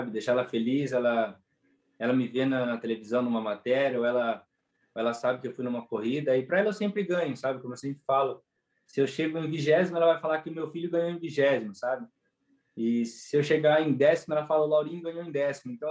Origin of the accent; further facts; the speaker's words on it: Araraquara, São Paulo, Brazil; eu já nasci aqui em Araraquara.